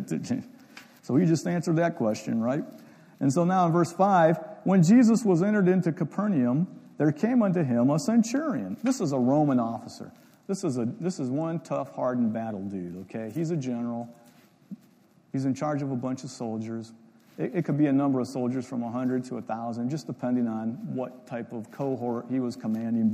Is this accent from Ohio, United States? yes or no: yes; Ohio, United States; I'm from Ohio, so I grew up in Ohio